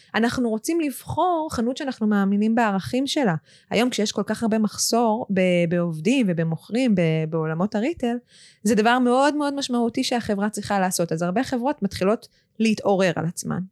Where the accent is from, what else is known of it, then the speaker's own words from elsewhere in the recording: Israel; אנחנו כ, כישראלים